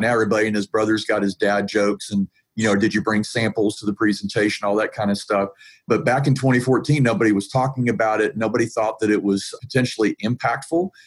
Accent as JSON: {"language": "English", "town": "Atlanta", "region": "Georgia", "country": "United States", "said": "And I'm from Atlanta, Georgia, so I'm from south of the Mason Dixon line."}